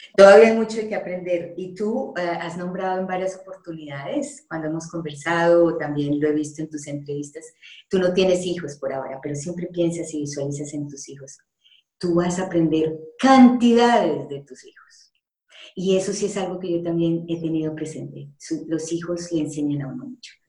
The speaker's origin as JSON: {"language": "Spanish", "country": "Colombia", "also_born_or_lived": "Panama", "moved": "as an adult", "said": "yo salí de Colombia porque allá no estaba feliz"}